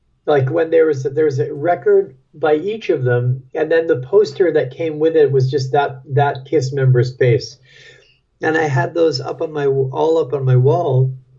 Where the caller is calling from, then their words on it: Brooklyn, New York, United States; I'm calling you from Brooklyn, New York.